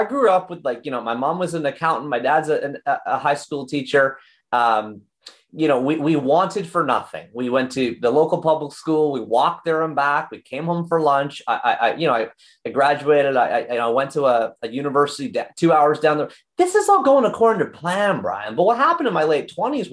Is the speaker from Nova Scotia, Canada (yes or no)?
no; Oshawa, Ontario, Canada; We grew up in Oshawa, Ontario